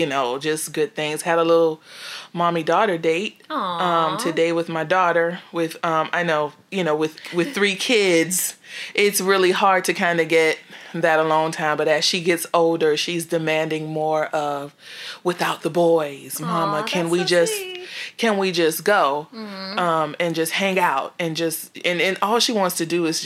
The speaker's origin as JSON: {"language": "English", "town": "Miami", "region": "Florida", "country": "United States", "said": "I'm from Miami"}